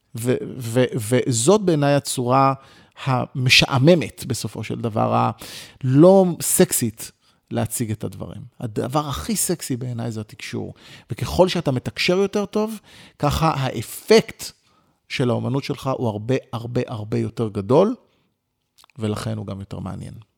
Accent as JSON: {"language": "Hebrew", "town": "Ramat Gan", "region": "Tel Aviv District", "country": "Israel", "tie": "born or raised there", "said": "נולדתי ברחוב הרצל ברמת גן, למשפחה יחסית, אה, ממוצעת ופשוטה"}